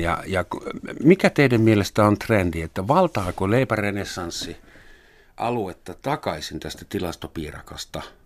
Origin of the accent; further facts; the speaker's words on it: Helsinki, Uusimaa, Finland; oon stadilainen